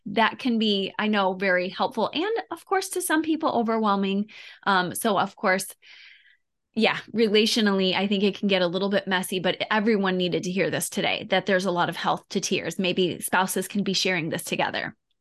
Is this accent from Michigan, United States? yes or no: yes; Detroit, Michigan, United States; now in Tampa, United States; I grew up in Detroit